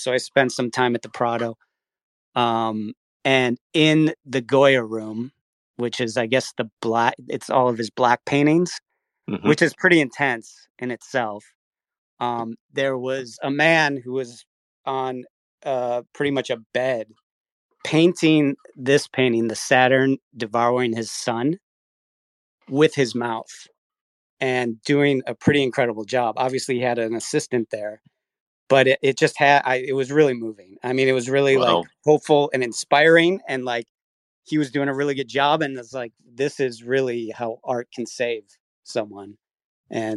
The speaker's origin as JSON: {"language": "English", "town": "Milwaukee", "region": "Wisconsin", "country": "United States", "tie": "born or raised there", "moved": "yes", "said": "I grew up in Milwaukee, Wisconsin."}